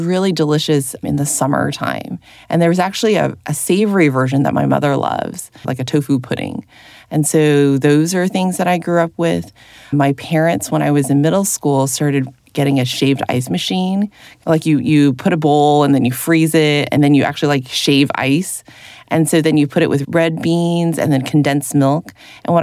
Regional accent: Berkeley, California, United States; also born or lived in Midwest / Taiwan; I moved to California when I was 3. We went to Berkeley, California, where my dad was a grad student.

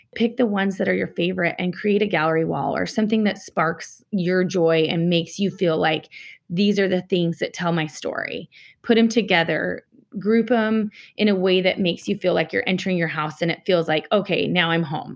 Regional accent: Salt Lake City, Utah, United States; I'm from Salt Lake City

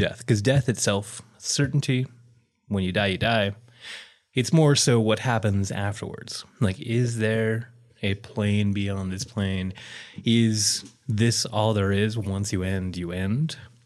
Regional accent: Utah, United States; I grew up in Utah

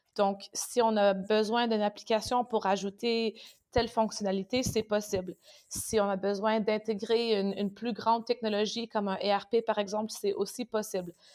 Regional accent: Canada; also born or lived in France; now in Düsseldorf, Germany; je suis canadienne, donc j'habite à Düsseldorf.

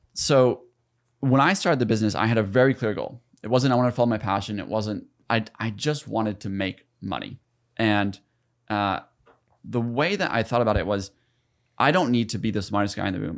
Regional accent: South Carolina, United States; moved away as an adult; also born or lived in Ithaca, New York; I grew up in South Carolina, like, in poverty

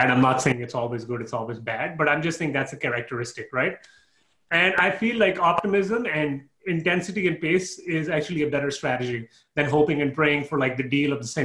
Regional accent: Canada; moved away as an adult; again, I moved from Canada, and I realized okay, my taxes are somewhat similar.

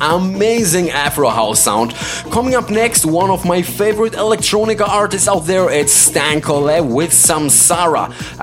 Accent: Greece; He's from my hometown in Greece.

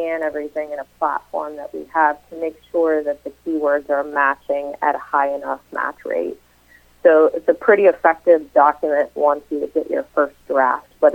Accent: Uniontown, Pennsylvania, United States; moved away; also born or lived in Ohio; I actually grew up in the Pittsburgh area in a small town called Uniontown

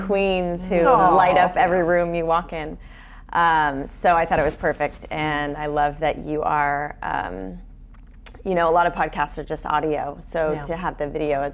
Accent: Long Beach, California, United States; I grew up in Long Beach

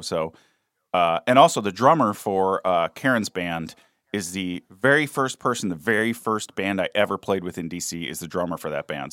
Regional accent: East Coast, United States; moved away; also born or lived in Kentucky / Washington, D.C.; I'm an East Coaster

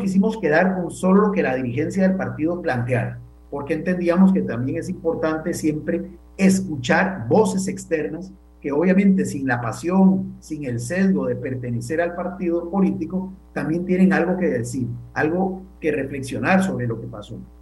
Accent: Costa Rica

